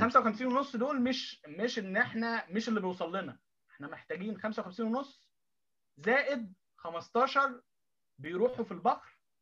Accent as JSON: {"language": "Arabic", "country": "Egypt", "moved": "as an adult", "lives_now": "Tokyo, Japan", "said": "احنا كمصريين"}